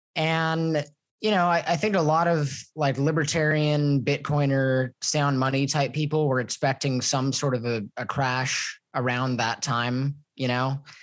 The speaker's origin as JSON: {"language": "English", "town": "Los Angeles", "region": "California", "country": "United States", "moved": "as an adult", "lives_now": "Mexico", "said": "I'm from Los Angeles. Uh, I was living in Los Angeles before I moved to Mexico"}